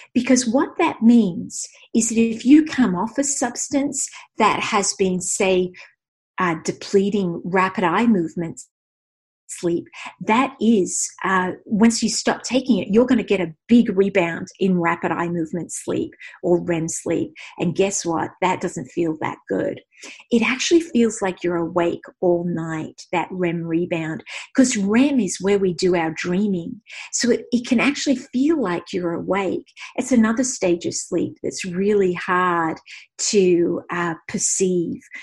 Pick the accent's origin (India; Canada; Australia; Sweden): Australia; I'm Australian